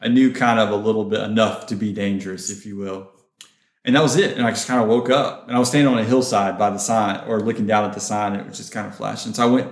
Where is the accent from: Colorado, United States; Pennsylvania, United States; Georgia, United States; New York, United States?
Georgia, United States; also born or lived in Florida; now in Texas, United States; I'm from Georgia. I've lived in Florida. Now I'm in Texas.